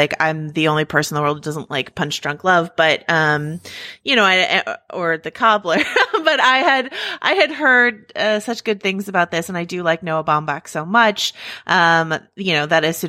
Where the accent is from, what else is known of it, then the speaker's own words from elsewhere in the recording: Mill Valley, California, United States; I grew up in Mill Valley. It's right across the bridge from San Francisco.